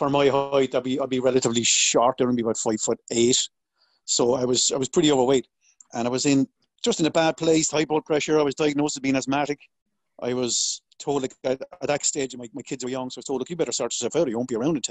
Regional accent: Waterford, Munster, Ireland; I grew up in a place called Waterford, which is down the southeast of Ireland.

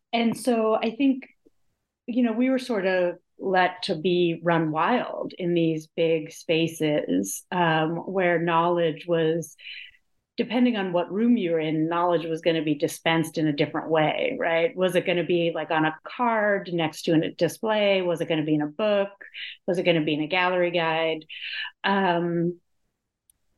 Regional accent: Pittsburgh, Pennsylvania, United States; I grew up in Pittsburgh, Pennsylvania

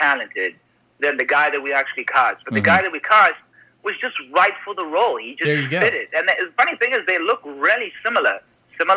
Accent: Canada; I'm a Canadian on an American set

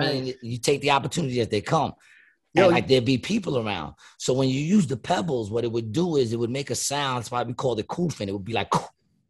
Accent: United States; I grew up in Ravenswood. Ravenswood was only like four blocks

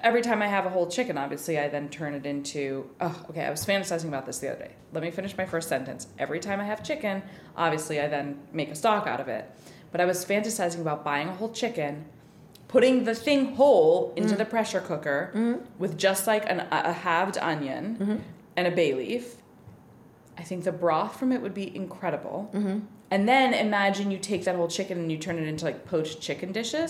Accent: United States; we're American

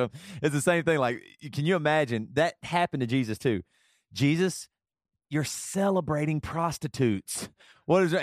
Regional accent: South Carolina, United States; moved away; also born or lived in Seattle; growing up in South Carolina

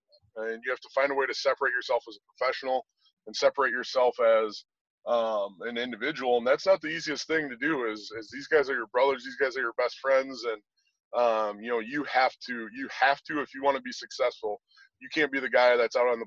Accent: Wisconsin, United States; I'm from Wisconsin.

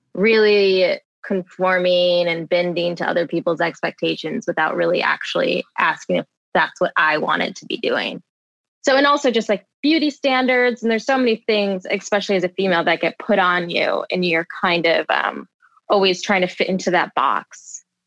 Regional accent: Michigan, United States; Both my parents they met at a GM factory because I'm from Michigan. So um, everyone in my family, all my aunts and uncles, all worked at either Ford or GM.

